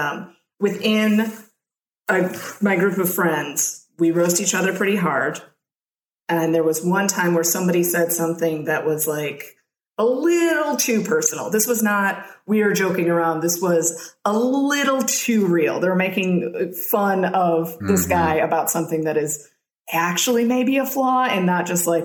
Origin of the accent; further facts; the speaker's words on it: Midwest, United States; also born or lived in Champaign, Illinois; being a Midwesterner